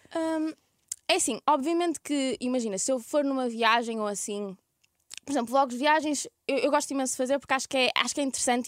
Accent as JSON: {"language": "Portuguese", "town": "Ermesinde", "region": "Norte", "country": "Portugal", "accent": "Ermesinde / Porto", "moved": "yes", "lives_now": "Lisbon, Portugal", "said": "eu sou de Irmezinho"}